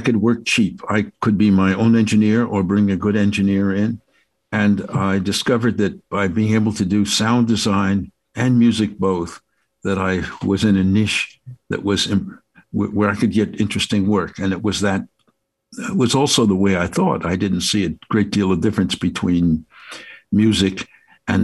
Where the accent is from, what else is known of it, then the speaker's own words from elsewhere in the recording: Passaic, New Jersey, United States; I'd been deeply moved by the power of living in Passaic, New Jersey, which was a very diverse town, had more synagogues and churches of various flavors. The Eastern Church was there. I mean, it was just unbelievable. There were so many parades and so forth. And so I had such a rich smorgasbord of experience in my hometown